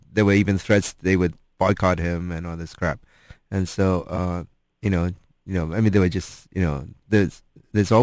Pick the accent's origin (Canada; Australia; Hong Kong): Hong Kong; now in United States; I grew up in Hong Kong